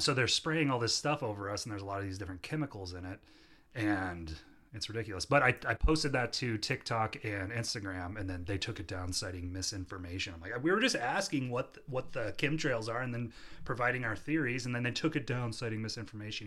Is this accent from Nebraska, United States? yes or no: yes; Omaha, Nebraska, United States; we're from Omaha, Nebraska